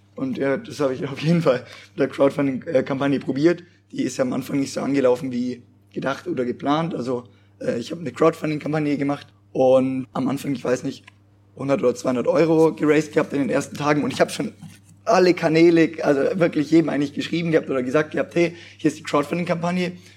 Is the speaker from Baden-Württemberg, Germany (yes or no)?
no; Allgäu, Bavaria, Germany; moved away as an adult; now in Pforzheim, Germany; ich komme aus dem Allgäu